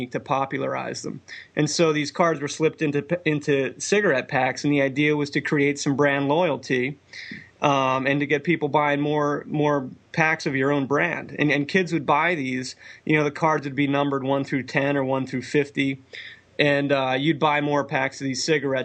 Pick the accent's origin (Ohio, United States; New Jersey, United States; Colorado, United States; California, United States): New Jersey, United States; moved away; the house I grew up in North Jersey